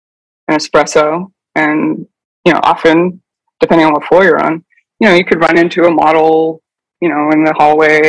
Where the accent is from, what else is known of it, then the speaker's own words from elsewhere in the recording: Pittsburgh, Pennsylvania, United States; where I grew up in Pittsburgh, Pennsylvania